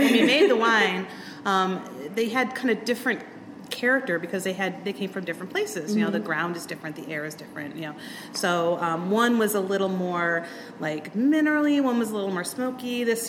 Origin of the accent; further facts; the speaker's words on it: Euclid, Ohio, United States; in Ohio, especially, you know, like the kids I grew up with in Euclid were all named Susie and Ann and Karen and Linda